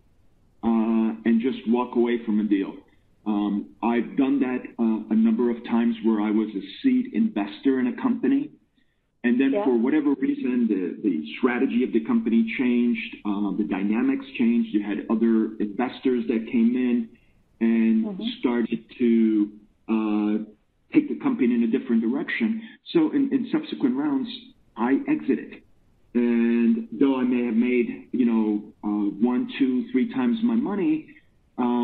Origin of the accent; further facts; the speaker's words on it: United States; moved away as an adult; now in Finland; I'm actually American. I've spent 25 years in Finland.